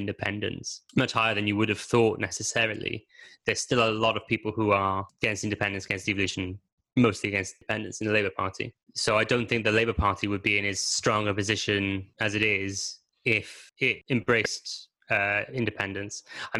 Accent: Wales, United Kingdom

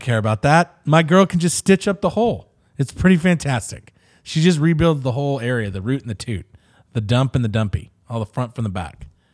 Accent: Riverside, California, United States; I come from Riverside, so you sort of have it in you

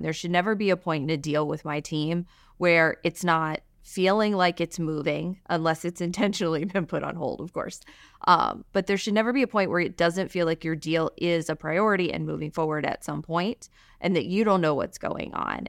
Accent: Alabama, United States; moved away as an adult; also born or lived in Virginia; now in Boston, United States; I'm from Alabama

